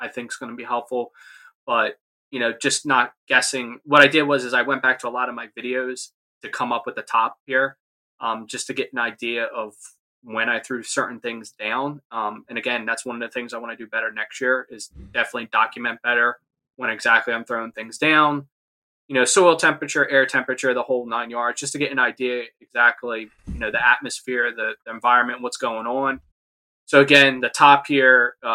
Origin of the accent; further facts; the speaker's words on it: New Jersey, United States; I'm from Jersey, so we have a big sod farm